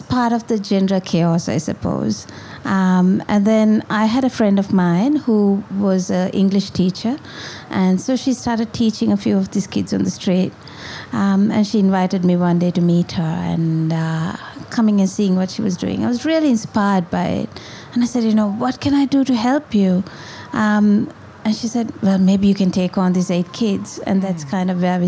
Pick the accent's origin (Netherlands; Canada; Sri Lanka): Sri Lanka; Colombo, Western Province; moved away as an adult; now in Kandy, Sri Lanka; I was born in Colombo, and then when I got married, I moved to Kandy. So I live in Kandy now